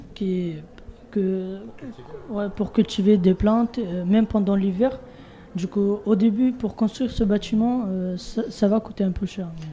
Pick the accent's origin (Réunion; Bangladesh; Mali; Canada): Bangladesh; French is a second language; now in France; Je viens de Bangladesh